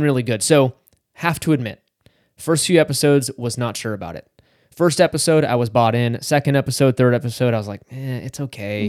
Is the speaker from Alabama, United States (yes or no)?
no; Northern California, United States; I grew up in Northern California